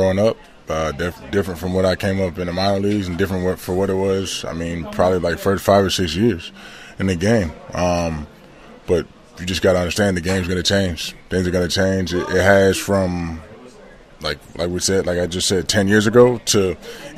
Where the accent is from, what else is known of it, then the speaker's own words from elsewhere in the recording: Georgia, United States; also born or lived in Ridgewood, New Jersey; growing up in Georgia